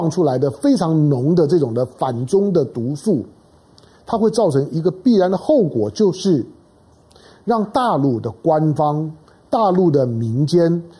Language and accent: Chinese; Taiwan; 我是在台湾的中国人，我是在台湾出生的中国人。虽然我很少去大陆